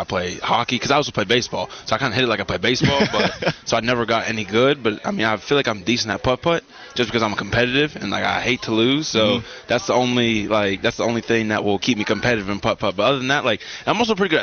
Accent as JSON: {"language": "English", "town": "Pittsburgh", "region": "Pennsylvania", "country": "United States", "tie": "born or raised there", "moved": "as an adult", "said": "I'm from Pittsburgh, Pennsylvania"}